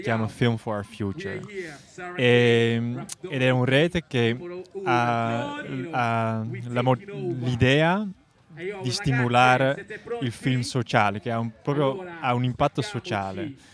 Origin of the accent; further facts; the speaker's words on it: Netherlands; Italian is a second language; vengo dall'Olanda. Eh, parlo un pochino italiano